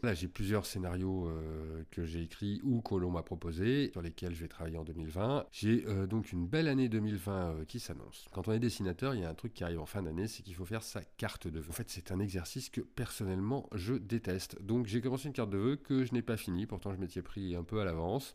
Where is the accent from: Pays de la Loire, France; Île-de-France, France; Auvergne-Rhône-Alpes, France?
Auvergne-Rhône-Alpes, France; Lyon; Moi, je suis lyonnais